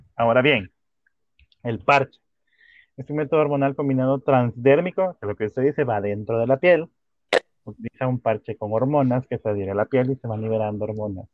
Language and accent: Spanish; El Salvador; Aquí en El Salvador